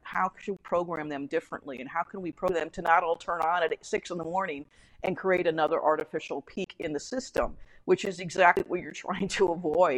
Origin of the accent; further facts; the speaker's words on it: United States; as an American